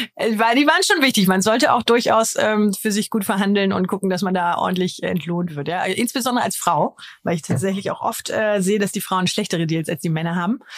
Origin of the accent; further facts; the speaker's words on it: Germany; als Deutscher